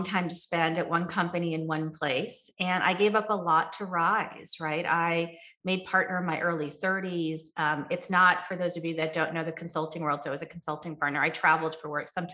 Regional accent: New Jersey, United States; also born or lived in Ohio; I grew up in New Jersey

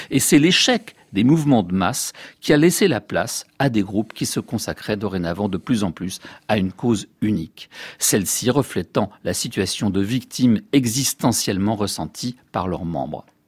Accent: France; chez nous en France

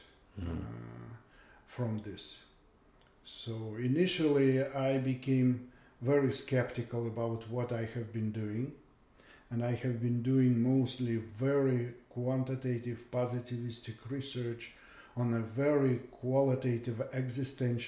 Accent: Yaroslavl, Yaroslavl Oblast, Russia; English is a second language; moved away as an adult; also born or lived in St. Petersburg, Russia; now in Canada; I'm originally from Russia

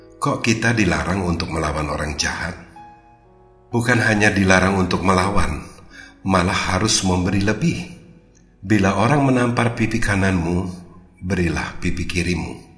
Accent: Indonesia; also born or lived in Jakarta

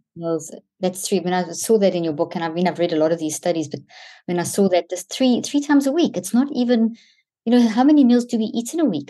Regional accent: South Africa; Growing up in South Africa

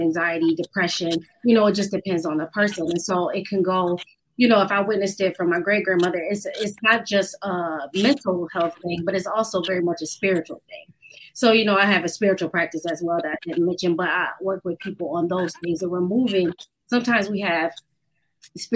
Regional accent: Buffalo, New York, United States; moved away as an adult; now in Atlanta, United States; I'm originally from Buffalo. I'm now in Atlanta. I've been down here for 8 years.

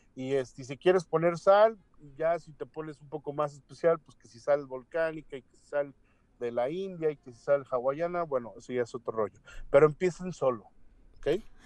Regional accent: Mexico

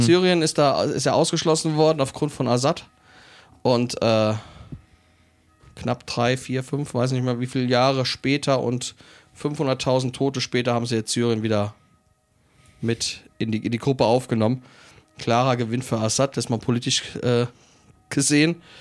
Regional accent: Germany; bei uns in Deutschland

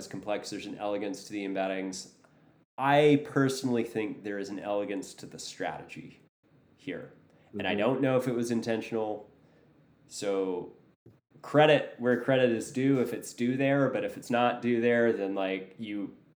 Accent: United States; as a American who doesn't know what they're doing in London

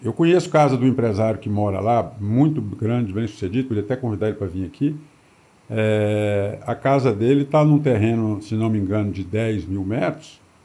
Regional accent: Brasília, Federal District, Brazil; also born or lived in São Paulo; eu vim para Brasília, eu nasci em São Paulo, na capital de São Paulo, em 1965. Em 66, o meu pai veio para Brasília. Então, eu vim para cá, eu tinha um ano

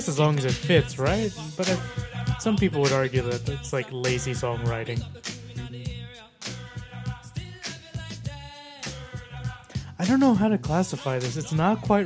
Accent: Texas, United States; being a Texan

